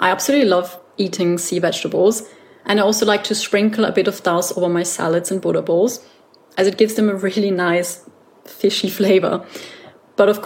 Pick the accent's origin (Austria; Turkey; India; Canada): Austria; I come from Austria and sauerkraut is a staple in Austrian cuisine, but I never really ate a lot of it.